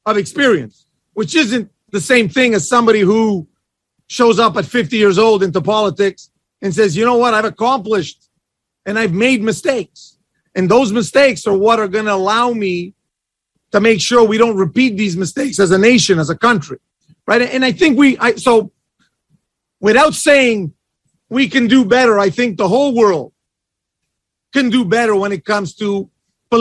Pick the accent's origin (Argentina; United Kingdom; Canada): Canada; I'm from Canada.